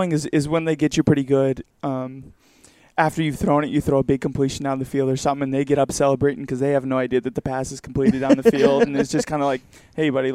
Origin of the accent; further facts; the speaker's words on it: Southern California, United States; moved away; I'm from Southern California.